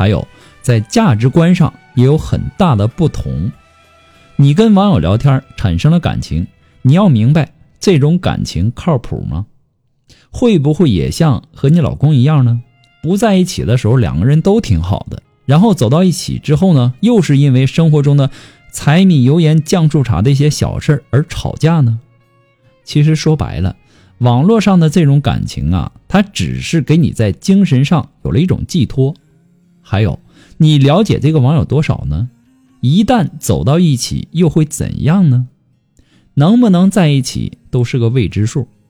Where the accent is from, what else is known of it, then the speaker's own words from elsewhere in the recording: Hunan, China; now in Guizhou, China; 我老家呢是湖南的，老公家是贵州的。我嫁到了贵州